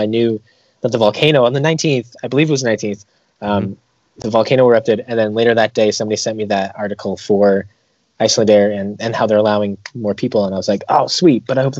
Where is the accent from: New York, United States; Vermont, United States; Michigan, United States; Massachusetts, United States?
Vermont, United States; Yeah, I grew up with him in Vermont.